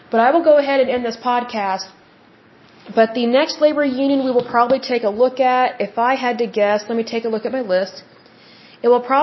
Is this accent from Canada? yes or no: no; United States